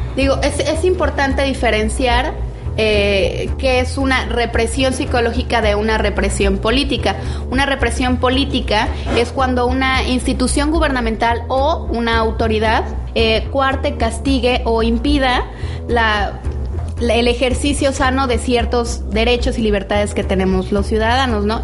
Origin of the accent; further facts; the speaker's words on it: Mexico; somos más mexicanos